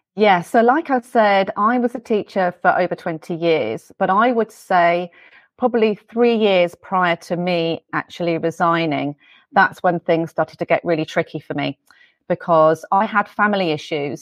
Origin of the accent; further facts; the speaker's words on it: England, United Kingdom; moved away; you might be able to hear from my accent. I'm from England. I'm from the U K.